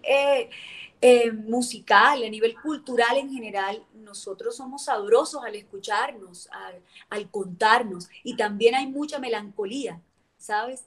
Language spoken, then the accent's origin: Spanish; Cartagena, Bolívar, Colombia; moved away; yo cuando me vine de Cartagena, yo traía mis cositas